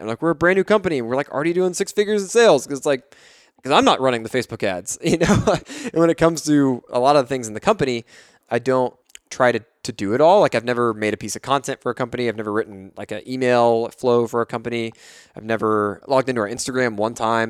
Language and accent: English; Fort Worth, Texas, United States; D F W, where I'm from, I'm from Fort Worth.